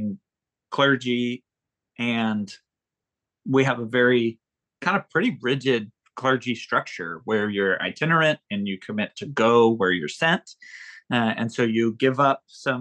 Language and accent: English; United States; I'm an American male